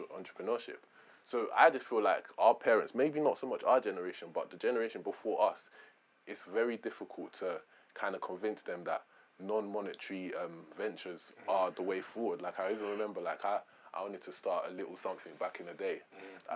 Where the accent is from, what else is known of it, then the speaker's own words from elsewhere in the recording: London, United Kingdom; I grew up in Peckham